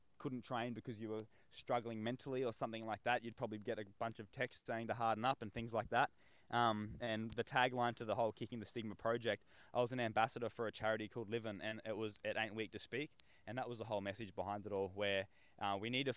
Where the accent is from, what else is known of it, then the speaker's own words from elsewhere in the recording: Northern Territory, Australia; growing up in the Northern Territory